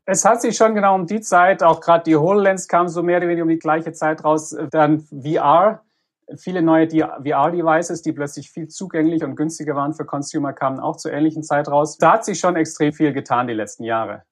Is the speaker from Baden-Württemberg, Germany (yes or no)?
yes; Reutlingen, Baden-Württemberg, Germany; moved away as an adult; also born or lived in Leipzig; now in Stanford, United States; gebürtiger Reutlinger im Schwabenland